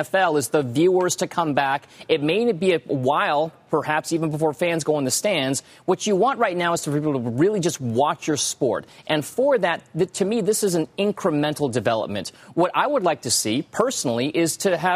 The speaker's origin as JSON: {"language": "English", "region": "California", "country": "United States", "tie": "born or raised there", "said": "Growing up in California"}